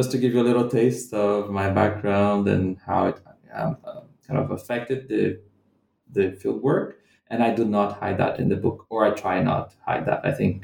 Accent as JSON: {"language": "English", "region": "Central-West", "country": "Brazil", "also_born_or_lived": "London, United Kingdom / Scotland, United Kingdom", "second_language": "English", "said": "So I'm not from Rio de Janeiro, the city where I did my field work. I come from a different part of the Brazilian Midwest."}